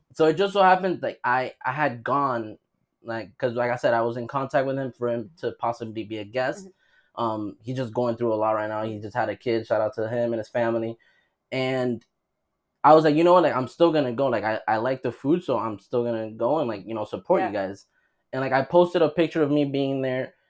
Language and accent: English; United States; as an American